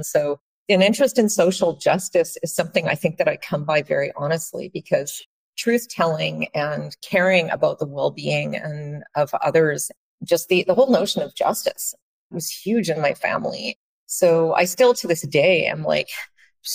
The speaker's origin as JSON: {"language": "English", "town": "Vancouver", "region": "British Columbia", "country": "Canada", "tie": "born or raised there", "said": "in what's colonially known as Vancouver, Canada. So that's my hometown."}